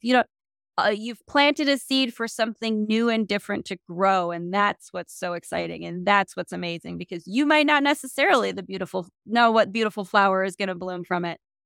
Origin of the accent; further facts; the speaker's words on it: South Dakota, United States; I come from South Dakota. I know what tiny little town and limited options on the ground looks like